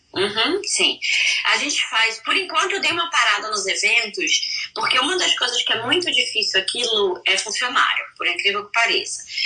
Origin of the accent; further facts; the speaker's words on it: Rio de Janeiro, Brazil; moved away as an adult; now in Orlando, United States; sou carioca